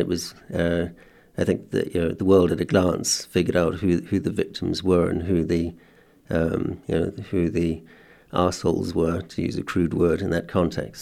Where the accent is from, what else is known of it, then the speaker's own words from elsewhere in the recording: South Africa; as a boy in South Africa that, uh, being schooled in a white, uh, context under apartheid